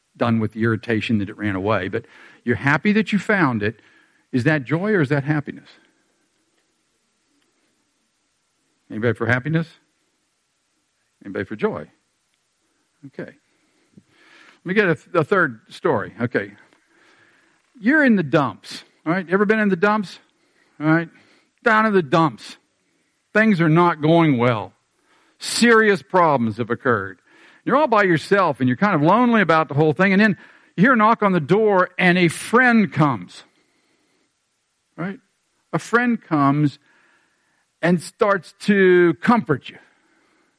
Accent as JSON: {"language": "English", "town": "Pittsburgh", "region": "Pennsylvania", "country": "United States", "tie": "born or raised there", "moved": "yes", "said": "I'm 10 years old. I'm from Pittsburgh. And when I was in Pittsburgh at 10 years of age"}